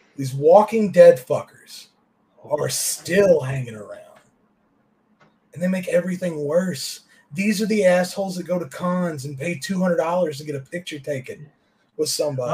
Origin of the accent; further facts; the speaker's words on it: the South, Kentucky, United States; I grew up in the South